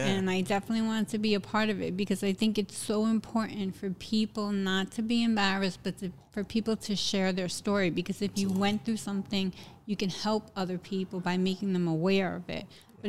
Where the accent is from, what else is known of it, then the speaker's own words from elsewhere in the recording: Jersey City, New Jersey, United States; also born or lived in Hoboken, New Jersey; I'm from downtown Jersey City, New Jersey. I moved to Hoboken in 1996.